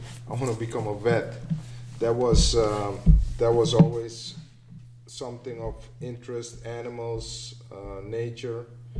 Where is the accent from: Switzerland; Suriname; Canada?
Suriname; moved away; I was born in Suriname, South America.